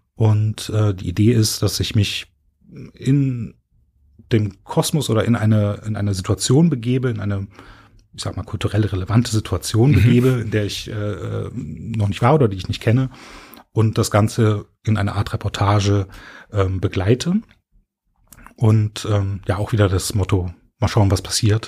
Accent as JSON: {"language": "German", "region": "Berlin", "country": "Germany", "moved": "as an adult", "lives_now": "Cologne, Germany", "said": "Ich bin ähm, von Berlin nach Köln gezogen"}